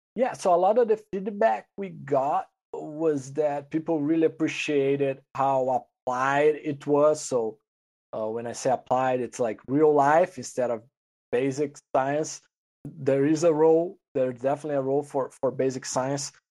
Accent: Brazil; moved away as an adult; I'm originally from Brazil. I went to the vet school there

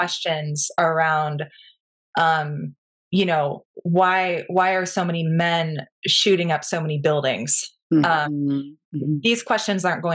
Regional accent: Pacific Northwest, United States; moved away as an adult; now in Marfa, United States; I didn't grow up in Texas. I'm from the Pacific Northwest.

